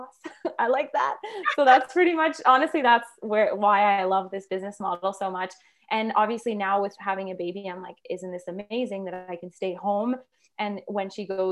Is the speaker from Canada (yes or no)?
yes; Quebec, Canada; now in Northern Alberta, Canada; we live in Northern Alberta, and I'm actually from Quebec